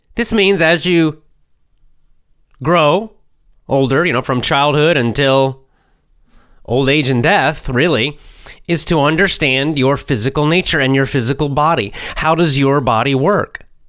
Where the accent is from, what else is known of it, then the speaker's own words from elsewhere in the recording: United States; I'm born in America